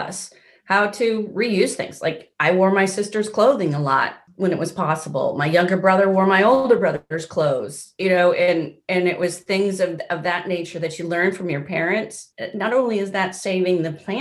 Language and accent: English; Seattle, Washington, United States; moved away; I grew up in Seattle, Washington, in the States.